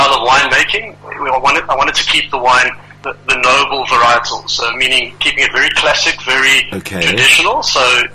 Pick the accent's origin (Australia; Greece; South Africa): South Africa; Johannesburg, Gauteng; And I grew up in Johannesburg